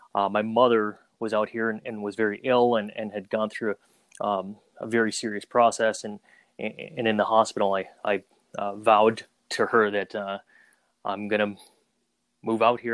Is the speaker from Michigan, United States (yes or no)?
no; Minnesota, United States; also born or lived in Saigon, Vietnam / Twin Cities, Minnesota; I was born in Saigon, Vietnam. Uh, shortly after the Vietnam War, uh, we moved to Minnesota, all places, and kind of started out life there